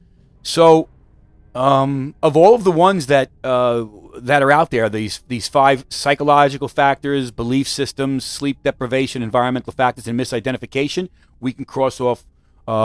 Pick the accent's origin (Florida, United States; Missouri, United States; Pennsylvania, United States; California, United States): Missouri, United States; I'm from Missouri, baby. Show me.